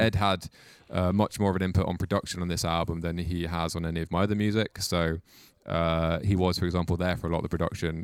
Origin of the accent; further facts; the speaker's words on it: Mid Wales, United Kingdom; now in Cardiff, United Kingdom; I'm from Mid Wales, and I've lived there until I was about fifteen, sixteen. Then I moved to Cardiff